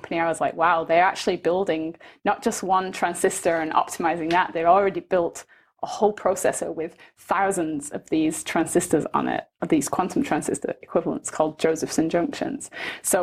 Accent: Manchester, North West England, United Kingdom; moved away as an adult; also born or lived in Birmingham; now in Canada; I'm originally from Manchester, and I went to school in Birmingham.

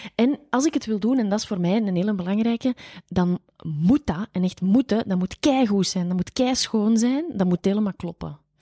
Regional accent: Flanders, Belgium; daar zijn wij Vlamingen heel bescheiden

